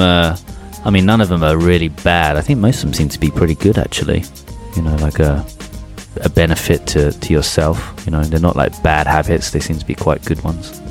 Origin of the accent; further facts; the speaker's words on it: England, United Kingdom; moved away as an adult; when I was growing up in England